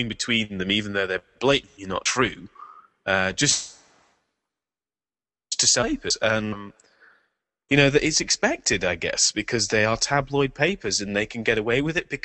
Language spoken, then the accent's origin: English; Leeds, Yorkshire and the Humber, United Kingdom; they mentioned the MP for Leeds, which is my hometown